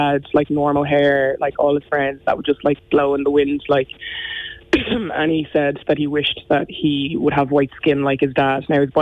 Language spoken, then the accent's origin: English; Ireland; I have the same Irish that any Irish person has that's gone through primary and secondary school here